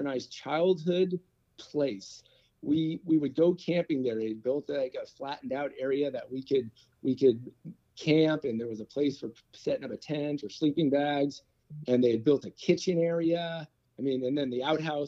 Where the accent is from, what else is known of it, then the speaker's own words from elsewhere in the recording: Daly City, California, United States; also born or lived in San Francisco, California; So I was born in San Francisco, California, the youngest of three. I grew up in Daly City